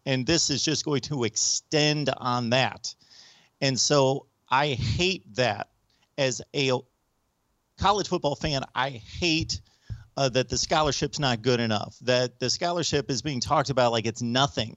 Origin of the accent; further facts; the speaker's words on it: United States; I'm an American